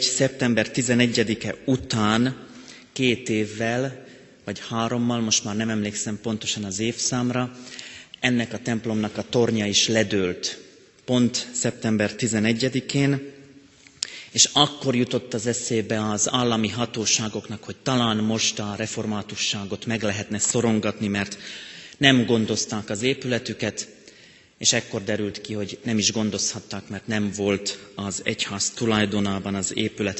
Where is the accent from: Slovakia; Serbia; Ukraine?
Slovakia; moved away as an adult; now in Hungary; én még ottaninak is érzem magam. Ott születtem, életem jelenleg még nagyobbik részét ott éltem le.